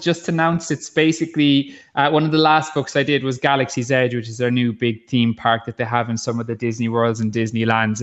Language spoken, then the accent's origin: English; Ballycotton, Munster, Ireland; I'm from Ballycotton